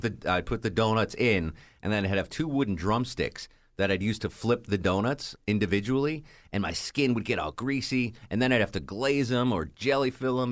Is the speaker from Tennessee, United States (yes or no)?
no; Connecticut, United States; now in Atlanta, United States; I'm from Connecticut